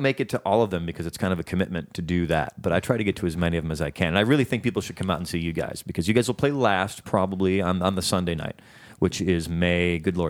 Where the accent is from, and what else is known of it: Chicago, Illinois, United States; now in Los Angeles, United States